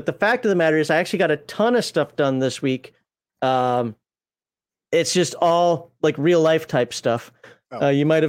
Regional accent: Minnesota, United States; I'm from Minnesota. It's got to be Caribou coffee.

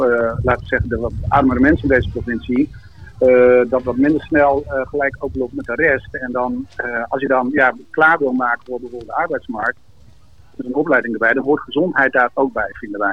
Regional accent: Netherlands; in Marem, waar ik geboren ben

